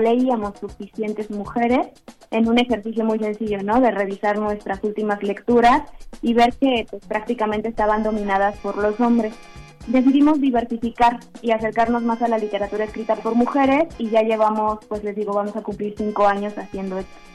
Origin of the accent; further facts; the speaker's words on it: Mexico; Somos 13 mujeres mexicanas